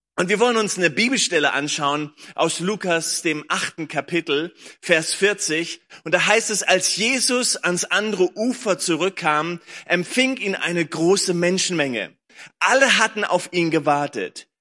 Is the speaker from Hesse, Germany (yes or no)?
no; Lüneburg Heath, Lower Saxony, Germany; now in Berlin, Germany; ich bin groß geworden in der Lüneburger Heide, habe hier gelebt, meine Eltern leben hier immer noch